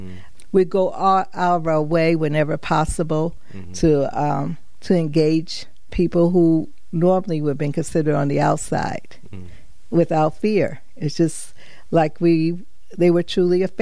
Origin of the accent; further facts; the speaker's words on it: Chicago, Illinois, United States; moved away as an adult; also born or lived in Hartford, Connecticut / New London, Connecticut; now in Connecticut, United States; I grew up in Chicago